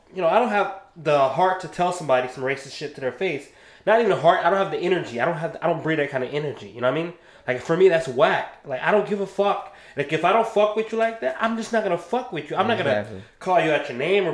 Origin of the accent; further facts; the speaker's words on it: Ohio, United States; now in Florida, United States; I'm from Ohio